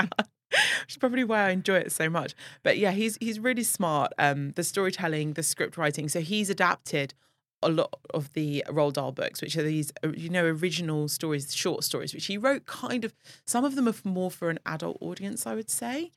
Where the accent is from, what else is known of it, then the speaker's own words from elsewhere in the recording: London, United Kingdom; now in Abu Dhabi, United Arab Emirates; I'm from London